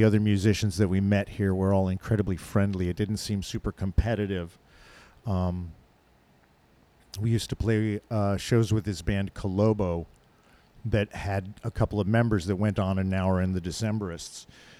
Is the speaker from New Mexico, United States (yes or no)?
yes; rural New Mexico, United States; moved away as an adult; also born or lived in Albuquerque, New Mexico; now in Portland, United States; I'm from Albuquerque, New Mexico. Actually, raised in rural New Mexico, but I was in Albuquerque, New Mexico before I came here.